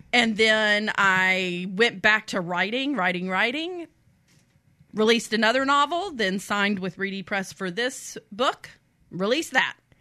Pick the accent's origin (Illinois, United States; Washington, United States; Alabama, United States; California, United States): Alabama, United States; Mobile Bay, Belle Fontaine; moved away as an adult; also born or lived in Columbia, South Carolina; I grew up on Mobile Bay